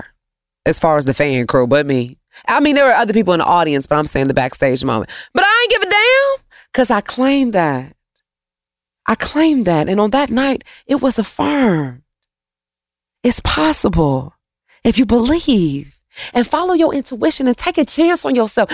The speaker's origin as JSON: {"language": "English", "town": "Detroit", "region": "Michigan", "country": "United States", "said": "I'm from Detroit"}